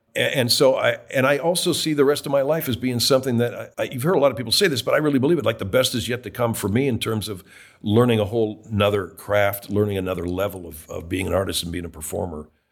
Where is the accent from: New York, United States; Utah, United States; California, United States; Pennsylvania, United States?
California, United States; I was raised in California, not Canada, not Toronto, Canada.